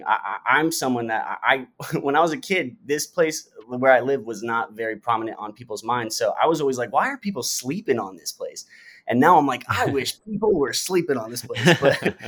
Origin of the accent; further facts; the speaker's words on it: St. Petersburg, Florida, United States; I grew up in St. Petersburg, Florida